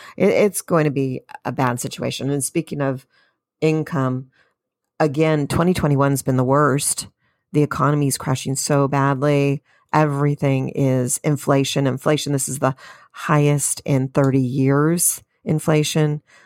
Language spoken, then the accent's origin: English; California, United States; I'm from California